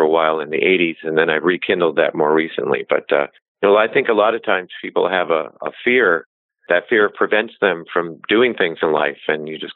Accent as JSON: {"language": "English", "region": "Connecticut", "country": "United States", "tie": "born or raised there", "moved": "as an adult", "lives_now": "Bay Area, United States", "said": "We grew up in Connecticut."}